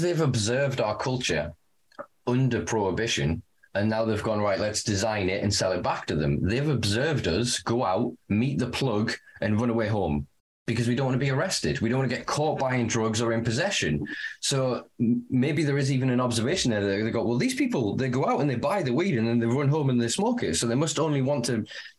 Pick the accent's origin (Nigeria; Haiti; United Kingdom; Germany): United Kingdom; me being a Brit